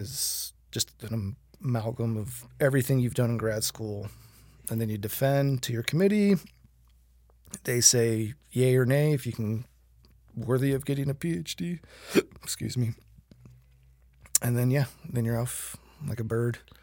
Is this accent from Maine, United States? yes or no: no; Fort Myers, Florida, United States; moved away; I hail from Fort Myers, Florida